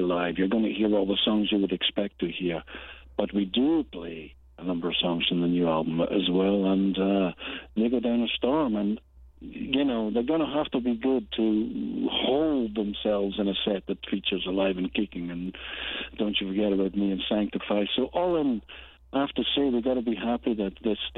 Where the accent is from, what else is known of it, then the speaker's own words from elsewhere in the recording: Glasgow, Scotland, United Kingdom; When we grew up in Glasgow in the 60s, 70s, it was a bit down on its heel